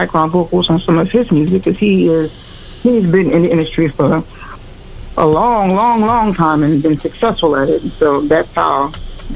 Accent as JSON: {"language": "English", "region": "Louisiana", "country": "United States", "said": "I am from the South, Louisiana"}